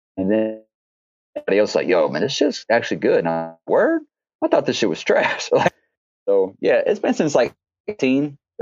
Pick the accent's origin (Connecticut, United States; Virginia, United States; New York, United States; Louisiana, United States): Louisiana, United States; moved away; I'm from Louisiana